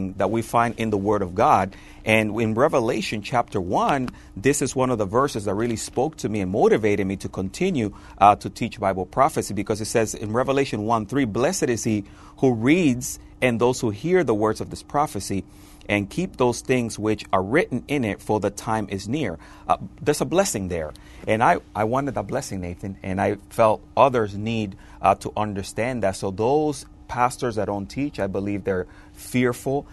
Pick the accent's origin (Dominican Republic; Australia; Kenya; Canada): Dominican Republic; moved away; I'm originally from the Dominican Republic.